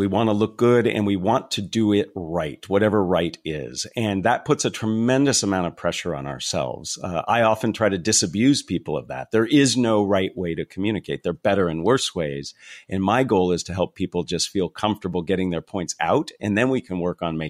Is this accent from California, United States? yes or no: yes; California, United States; So I'm from the San Francisco Bay Area, a small little town tucked away in the foothills right before you go over to Santa Cruz.